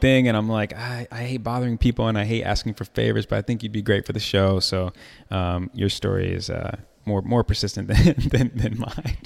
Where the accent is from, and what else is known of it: Chicago, Illinois, United States; moved away; also born or lived in Atlanta